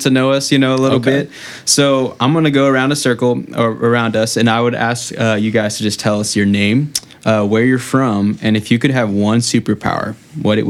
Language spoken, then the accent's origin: English; San Antonio, Texas, United States; moved away as an adult; now in Houston, United States; I'm from San Antonio